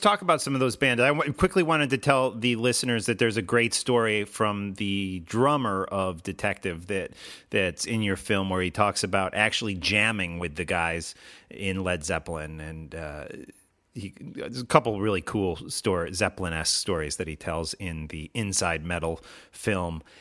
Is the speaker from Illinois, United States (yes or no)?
yes; Chicago, Illinois, United States; growing up in the Chicago area